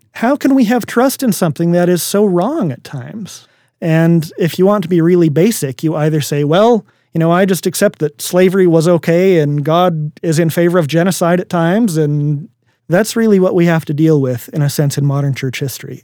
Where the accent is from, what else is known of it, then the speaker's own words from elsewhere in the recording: Minnesota, United States; I grew up in Minnesota